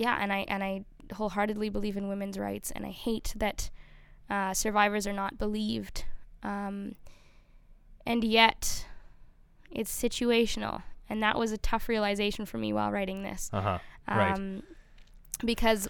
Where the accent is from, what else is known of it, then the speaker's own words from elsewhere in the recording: Canada; we as a Canadian people and with our Indigenous brothers and sisters have a difficult past